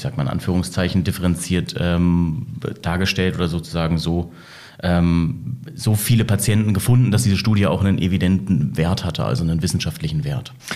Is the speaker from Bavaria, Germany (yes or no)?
no; Bremen, Germany; ich komme wahrhaftig aus Bremen, bin dort aufgewachsen